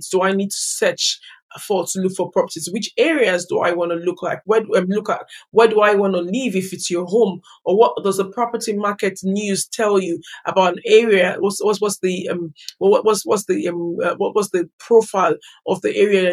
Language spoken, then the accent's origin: English; Nigeria; moved away as an adult; now in United Kingdom; I grew up in Nigeria and relocated to the United Kingdom as an adult.